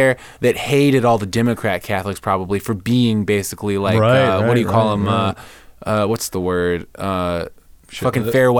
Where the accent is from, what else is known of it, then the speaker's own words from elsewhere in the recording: Dayton, Ohio, United States; Ohio. Dayton, Ohio. Republican, conservative upbringing.